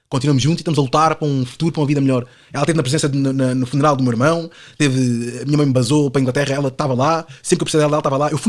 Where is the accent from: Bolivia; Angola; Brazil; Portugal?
Portugal; born there; Eu nasci em Portugal, portanto a minha cultura, pá, é toda europeia.